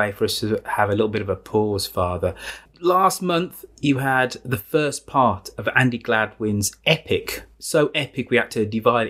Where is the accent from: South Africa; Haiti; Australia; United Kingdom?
United Kingdom; Birmingham, West Midlands; it doesn't go to my hometown of Birmingham.